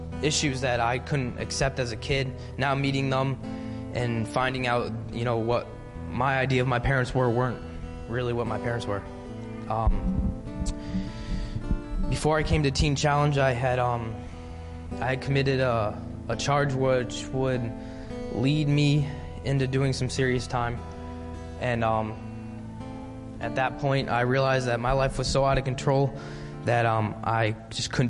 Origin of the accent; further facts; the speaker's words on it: Haverhill, Massachusetts, United States; I grew up in Bradford